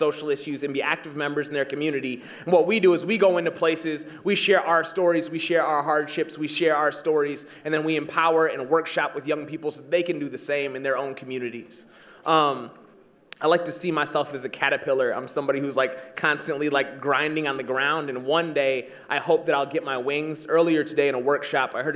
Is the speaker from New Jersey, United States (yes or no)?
no; East Michigan, United States; I'm from the state of Michigan, and I grew up in East Michigan, and I now live in West Michigan.